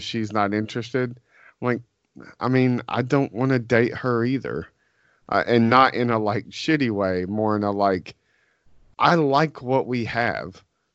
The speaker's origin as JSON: {"language": "English", "region": "the South", "country": "United States", "said": "we're from the South."}